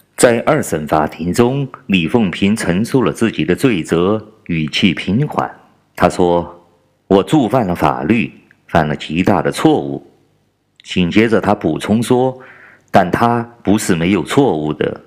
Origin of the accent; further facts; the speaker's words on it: China; 我是来自中国大陆的…